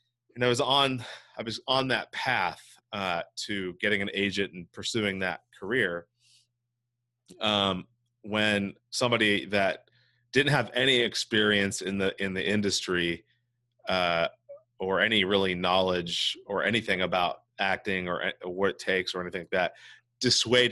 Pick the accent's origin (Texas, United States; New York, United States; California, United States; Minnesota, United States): California, United States; Santa Cruz; also born or lived in Hinesville, Georgia / Monterey, California; I've lived basically in the Monterey Bay area for my whole life, specifically Santa Cruz, California